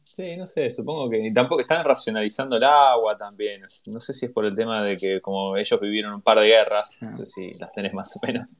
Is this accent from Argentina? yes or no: yes; Avellaneda, Buenos Aires Province, Argentina; yo soy Avellaneda